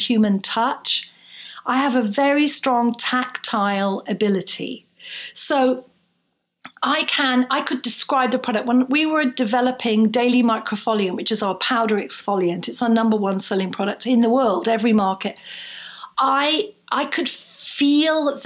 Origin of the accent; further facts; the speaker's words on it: Bournemouth, South West England, United Kingdom; also born or lived in Edinburgh, Scotland; I was then 14, I was in a small town in the south coast of England in Bournemouth.